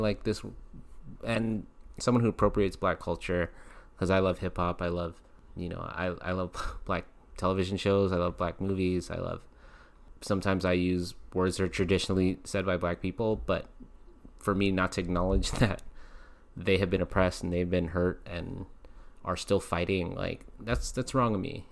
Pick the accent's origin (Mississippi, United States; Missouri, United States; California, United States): California, United States; Long Beach; I was raised in Long Beach, North Long Beach